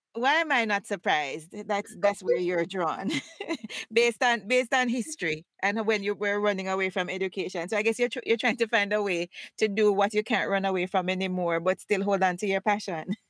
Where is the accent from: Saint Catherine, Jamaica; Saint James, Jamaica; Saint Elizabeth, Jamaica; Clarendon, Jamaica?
Saint James, Jamaica; Montego Bay; moved away as an adult; also born or lived in Hanover, Jamaica; now in United States; I was born in Montego Bay and spent most of my life there, but I also lived in Hanover